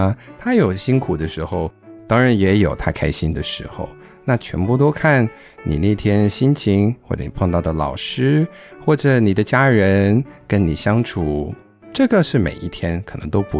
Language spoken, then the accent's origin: Chinese; Taiwan; 我们都是从台湾来。很多人可能听到我说话的声音，会认为我是一个 A B C。